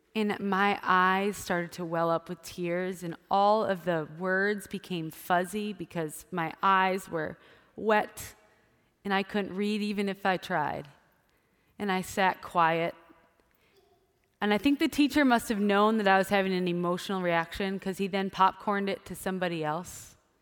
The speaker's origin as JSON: {"language": "English", "region": "Wisconsin", "country": "United States", "tie": "born or raised there", "said": "I grew up in Wisconsin, so it was cold during the winter"}